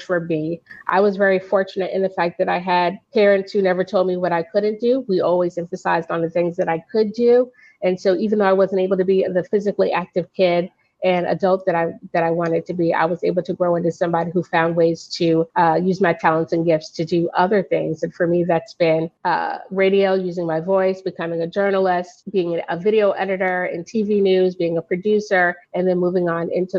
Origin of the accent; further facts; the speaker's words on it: Virginia, United States; moved away as an adult; also born or lived in Brooklyn, New York; now in New York, United States; I was born in Brooklyn, New York. I was mainly raised in Virginia, the 757 area